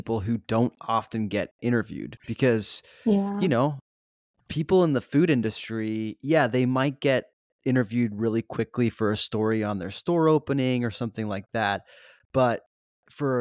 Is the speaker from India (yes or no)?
no; Switzerland; now in Los Angeles, United States; growing up in Switzerland, our school would take us on these like school trips